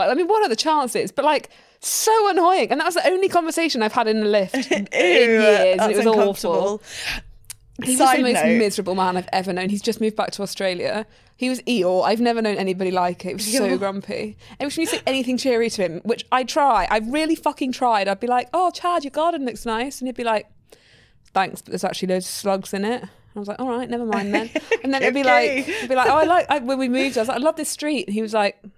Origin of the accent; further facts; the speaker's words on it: London, United Kingdom; I'm a Londoner